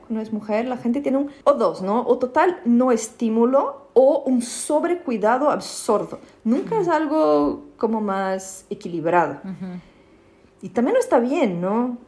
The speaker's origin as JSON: {"language": "Spanish", "region": "São Paulo", "country": "Brazil", "also_born_or_lived": "Mexico / United States", "second_language": "Spanish", "moved": "as an adult", "lives_now": "Berlin, Germany", "said": "en São Paulo de donde soy"}